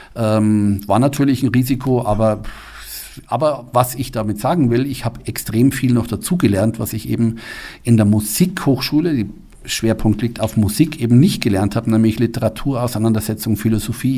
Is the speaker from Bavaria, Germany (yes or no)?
yes; Munich, Bavaria, Germany; moved away as an adult; also born or lived in Kassel / Mannheim; now in Füssen, Germany; ich komme aus München, ich bin in München geboren, aufgewachsen